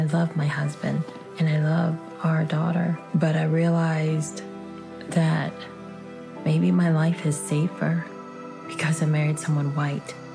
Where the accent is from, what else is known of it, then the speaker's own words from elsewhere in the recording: New Orleans, Louisiana, United States; I was born and raised on the West Bank of New Orleans. I'm Vietnamese American. I'm a child of refugees.